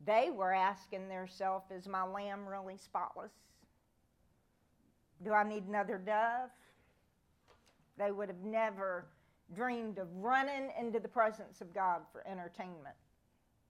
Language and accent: English; United States; us as American Christians